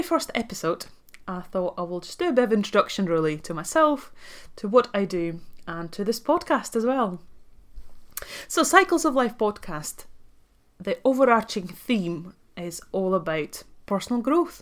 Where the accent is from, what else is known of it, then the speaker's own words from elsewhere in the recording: Latvia; accent: Scottish; English is a second language; moved away as an adult; also born or lived in Dundee, Scotland / Aberdeen, Scotland; now in London, United Kingdom; I'm actually from Latvia, so I was born and raised in Latvia. I moved to UK when I was 19 to go to university